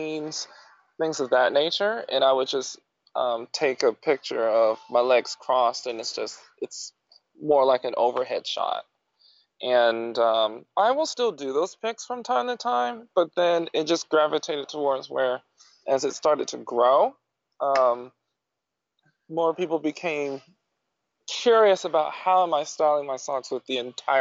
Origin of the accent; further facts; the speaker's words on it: Jacksonville, Florida, United States; my hometown